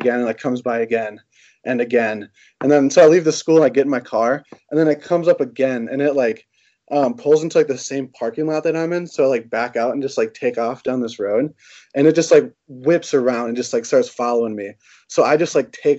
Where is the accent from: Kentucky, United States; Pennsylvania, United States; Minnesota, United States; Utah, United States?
Minnesota, United States; Roseville; I grew up just right outside of St. Paul in Roseville